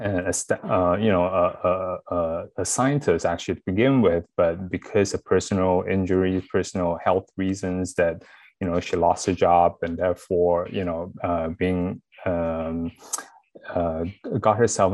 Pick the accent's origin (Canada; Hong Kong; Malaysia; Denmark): Malaysia; now in Washington, D.C. area, United States; I'm actually also from Malaysia.